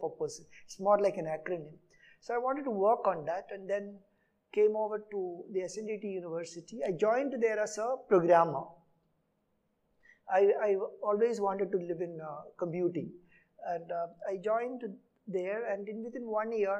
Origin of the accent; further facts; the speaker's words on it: Travancore, Kerala, India; first language Malayalam; English is a second language; moved away as an adult; also born or lived in Pune; I come from Kerala, a place called Travancore, south of Kerala. The place, I did my first 10 years of schooling in two schools, 1 to 5 in my own village